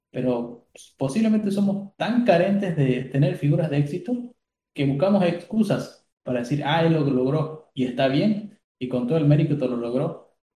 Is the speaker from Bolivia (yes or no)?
yes; Bolivia; Sí, yo creo que como, bolivianos somos muy, muy carentes